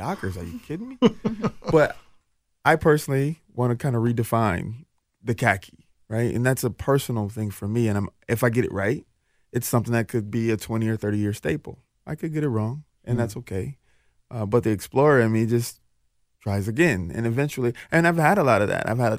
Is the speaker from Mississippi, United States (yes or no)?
yes; Jackson, Mississippi, United States; now in Minneapolis, United States; I was born in Jackson, Mississippi, but, you know, okay. I've been here for 33 years